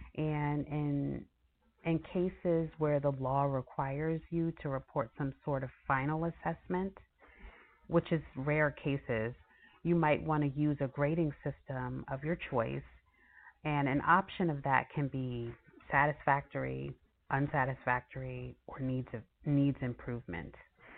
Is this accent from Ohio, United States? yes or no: no; New York, United States; So I know for myself, growing up in New York, I remember going to public school and believing that all that mattered was that I passed the class.